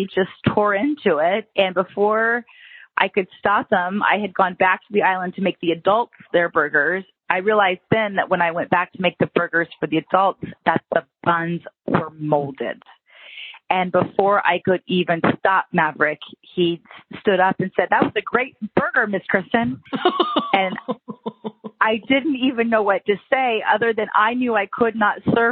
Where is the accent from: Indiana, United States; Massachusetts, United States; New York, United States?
Indiana, United States; Anderson; We're in Anderson, where we're from